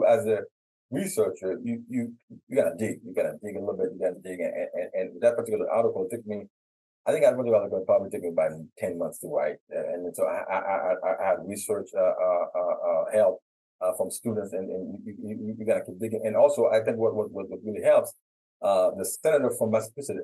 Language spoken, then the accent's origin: English; Haiti; now in United States; I'm from Haiti